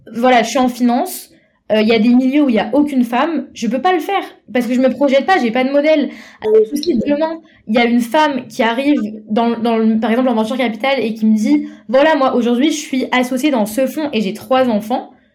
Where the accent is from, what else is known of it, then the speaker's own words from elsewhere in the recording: Paris, Île-de-France, France; je viens de Paris